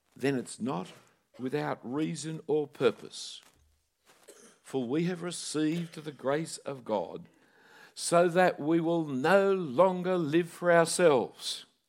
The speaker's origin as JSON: {"language": "English", "town": "Sydney", "region": "New South Wales", "country": "Australia", "tie": "born or raised there", "said": "I grew up in Bondi Junction"}